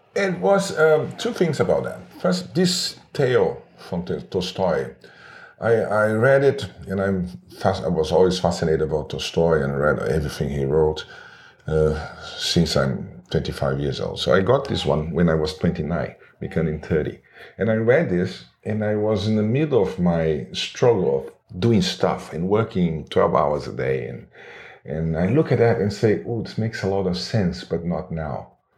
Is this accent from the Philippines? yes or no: no; Rio de Janeiro, Brazil; English is a second language; moved away as an adult; also born or lived in United Kingdom / São Paulo; now in Hawaii, United States; I worked at D P Z in Rio de Janeiro. This is my hometown